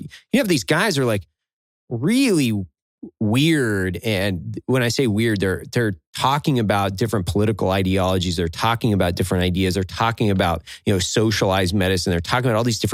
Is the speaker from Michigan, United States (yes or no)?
no; Northern Idaho, United States; moved away; I came from Northern Idaho